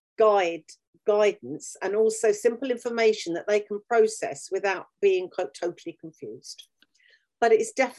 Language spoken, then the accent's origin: English; United Kingdom; We are an island. We are English. We're British, rather.